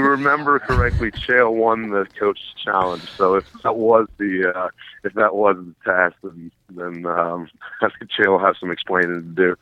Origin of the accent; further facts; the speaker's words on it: Tallahassee, Florida, United States; now in Miami, United States; I, I'm from Tallahassee.